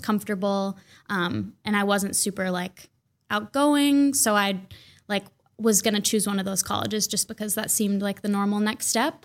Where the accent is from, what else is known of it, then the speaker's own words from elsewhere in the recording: Mounds View, Minnesota, United States; also born or lived in Saint Paul, Minnesota; I grew up in Mounds View. It's kind of the forgotten suburb